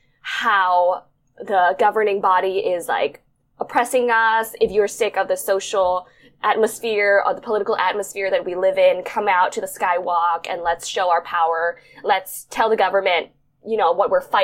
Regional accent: Bangkok, Thailand; moved away as an adult; also born or lived in New York, United States; I was born and raised in Bangkok, Thailand, but I moved to the States to study, and I spent 9 years there

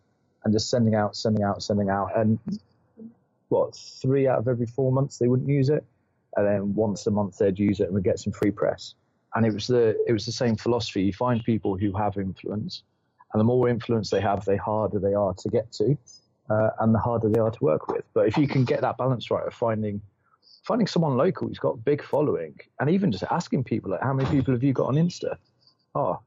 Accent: Norfolk, East of England, United Kingdom; moved away as an adult; also born or lived in Yorkshire Dales / Herefordshire; now in Jávea, Spain; born and bred in Norfolk

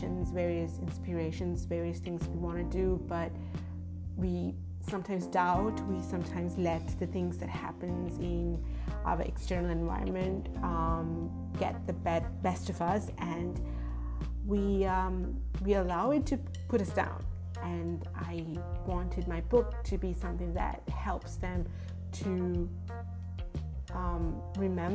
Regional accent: Sri Lanka; moved away as an adult; also born or lived in United States / Japan; I grew up in Sri Lanka, lived in the United States and Japan for 6 years before coming back home

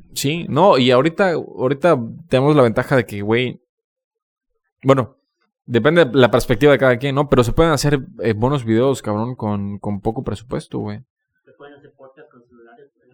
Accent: Campeche, Mexico; moved away as an adult; also born or lived in Mérida; yo cuando me fui de Campeche hace cinco años

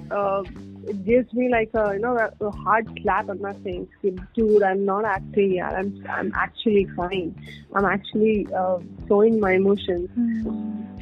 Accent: India; being Indian

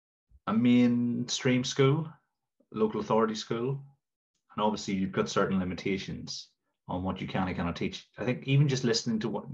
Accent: near Newry, Northern Ireland, United Kingdom; now in England; it's really close to where I'm from

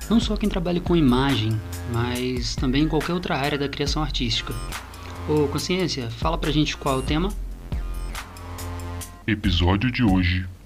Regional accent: Vitória, Espírito Santo, Brazil; Sou capixaba da Gema, nascida em Vitória, Espírito Santo, em 1994.

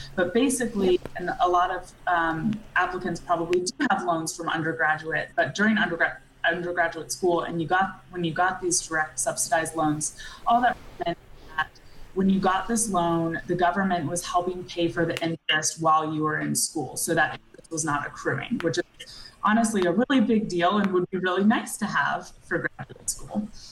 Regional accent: Atlanta, Georgia, United States; moved away as an adult; I grew up in Georgia from, you know, yeah. Uh, Atlanta

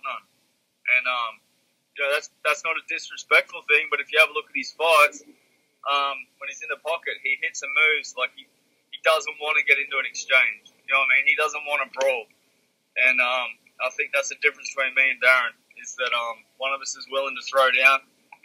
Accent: Australia

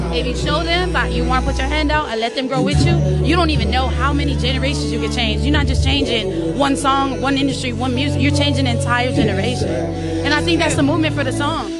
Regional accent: Los Angeles, California, United States; now in Kansas City, United States; I'm originally from Los Angeles.

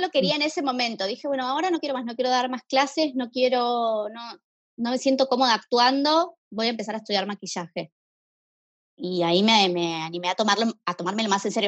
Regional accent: Buenos Aires, Argentina; soy de Buenos Aires, tengo 32 años

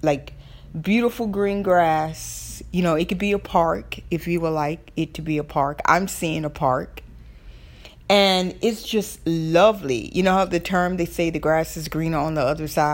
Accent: the South, Southern United States, United States; accent: Southern; my Southern accent

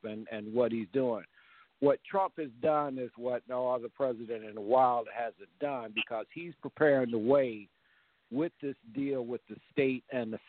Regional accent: Chicago, Illinois, United States; I was raised in Wentworth Garden

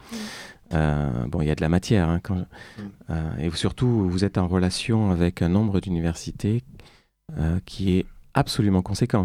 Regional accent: Bordeaux, Nouvelle-Aquitaine, France; moved away as an adult; also born or lived in Beijing; now in Paris, France; à Bordeaux, dans ma ville natale, qui me manque

